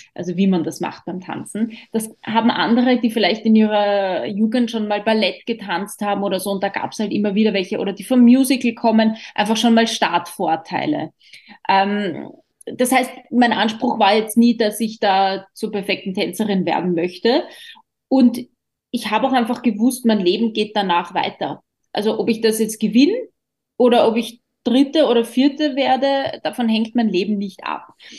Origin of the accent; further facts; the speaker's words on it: Austria; wir Österreicher